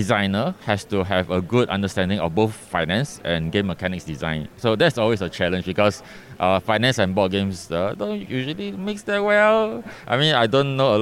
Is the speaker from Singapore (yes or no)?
yes; Singapore; I am from Singapore, so my company is Capital Games Studio